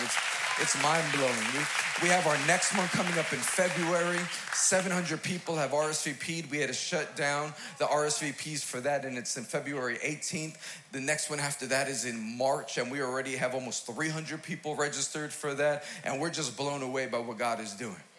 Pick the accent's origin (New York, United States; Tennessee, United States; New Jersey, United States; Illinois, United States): New York, United States; New York City; I'm from Queens, New York